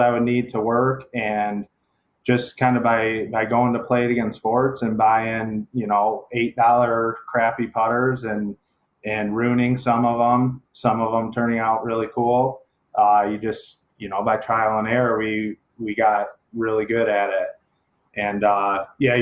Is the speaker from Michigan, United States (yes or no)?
yes; Canton, Michigan, United States; I'm originally from the Metro Detroit area, basically lived here my whole life, more specifically in Canton.